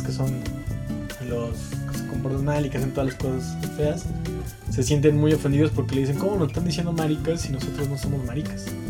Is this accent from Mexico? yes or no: yes; Mexico; soy mexicano